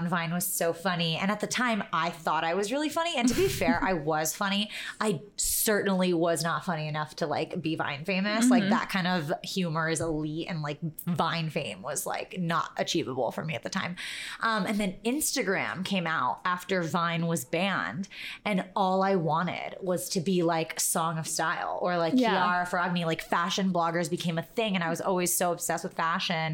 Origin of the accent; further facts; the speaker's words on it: New York, United States; we grew up in New York